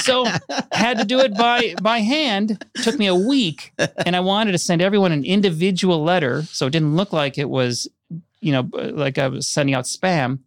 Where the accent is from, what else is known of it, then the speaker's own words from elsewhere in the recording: Orono, Minnesota, United States; I grew up in Minnesota outside of Minneapolis